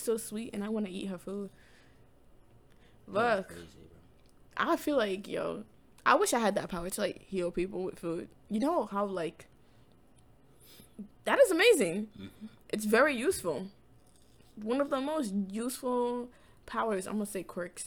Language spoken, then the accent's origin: English; Guyana; now in United States; We speak English in my country. Yeah, Guyana